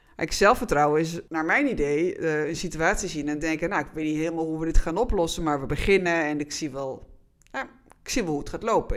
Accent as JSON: {"language": "Dutch", "country": "Netherlands"}